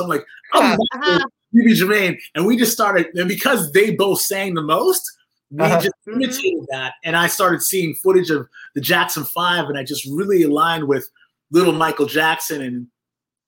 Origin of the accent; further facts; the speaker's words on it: England, United Kingdom; I was born in England with my older brother, my younger sister, my parents, who are Jamaican